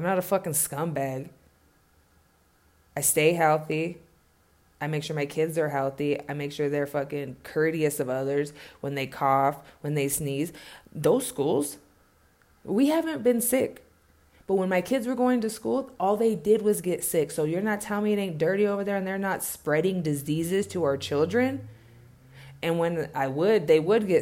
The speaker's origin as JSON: {"language": "English", "region": "California", "country": "United States", "tie": "born or raised there", "also_born_or_lived": "Ventura / Oxnard", "moved": "yes", "lives_now": "Denver, United States", "said": "I was born in Cali and my foundation was there"}